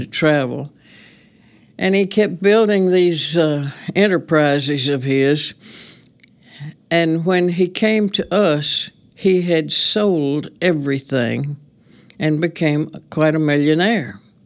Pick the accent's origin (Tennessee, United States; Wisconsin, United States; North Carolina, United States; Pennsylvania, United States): Tennessee, United States; Reeves; also born or lived in Union City, Tennessee / Memphis, Tennessee; I was born in Union City because my great-grandmother delivered me, and I was raised in Reeves